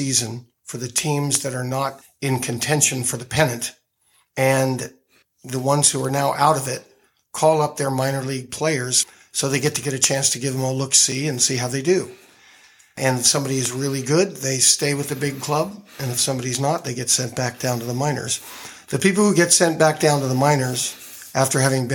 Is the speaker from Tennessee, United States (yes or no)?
no; Phoenix, Arizona, United States; moved away as an adult; now in Los Angeles, United States; I came to faith when I was 17 in my hometown of Phoenix, Arizona. I've been in Los Angeles since about a week after my 21st birthday, so even though I'm born and bred in Arizona